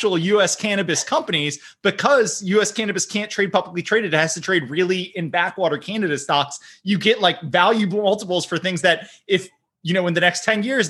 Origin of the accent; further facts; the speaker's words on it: the South, United States; I'm from the South and I probably raised pretty conservatively.